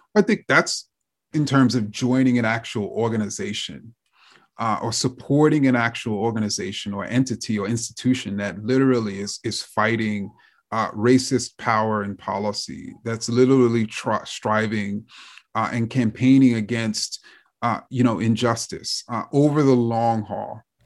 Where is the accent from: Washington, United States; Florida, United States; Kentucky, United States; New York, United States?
New York, United States; New York City; I grew up in Jamaica, Queens, and so I came up on Queens hip hop in particular.